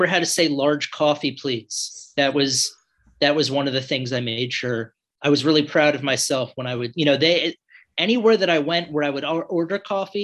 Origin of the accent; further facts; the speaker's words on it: New York City, New York, United States; moved away as an adult; also born or lived in New Orleans, Louisiana / Macau / Hong Kong; now in Alexandria, Virginia, United States; I grew up in New York City